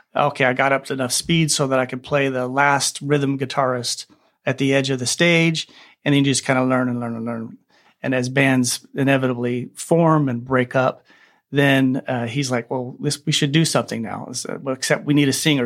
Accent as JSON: {"language": "English", "town": "Bakersfield", "region": "California", "country": "United States", "tie": "born or raised there", "said": "I grew up in Bakersfield, California, which is a big country music bastion."}